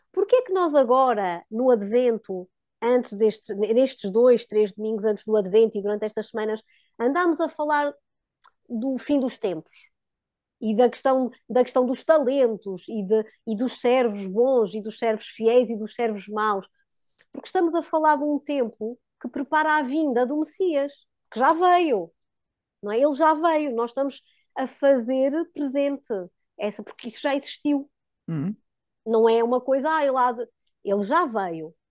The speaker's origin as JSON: {"language": "Portuguese", "area": "Diocese of Guarda", "region": "Centro", "country": "Portugal", "tie": "born or raised there", "also_born_or_lived": "Coimbra", "moved": "yes", "said": "nós somos da Diocese da Guarda. Na altura já vivíamos em Coimbra, mas tínhamos ainda alguma ação na nossa, que foi sempre a nossa Diocese, de berço"}